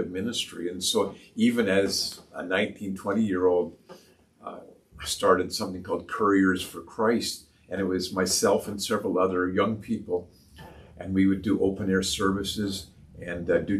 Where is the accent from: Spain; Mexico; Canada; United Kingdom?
Canada; Toronto, Ontario; now in Peterborough, Canada; I was born and raised here in Peterborough. My dad got transferred to Toronto when I was 6 years old, and so we moved to Leaside area in Toronto